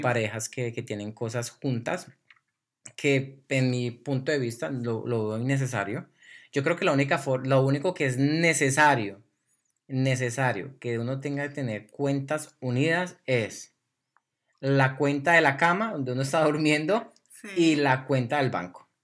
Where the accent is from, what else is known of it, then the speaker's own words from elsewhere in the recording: Colombia; Soy colombiano y así hablamos los colombianos.